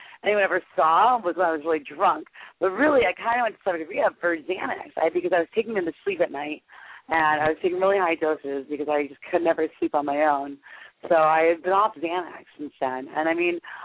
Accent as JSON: {"language": "English", "region": "South Florida", "country": "United States", "tie": "born or raised there", "said": "I grew up in South Florida"}